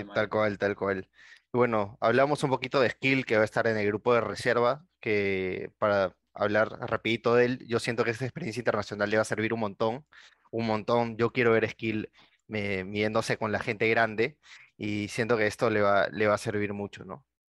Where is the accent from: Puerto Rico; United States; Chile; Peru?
Peru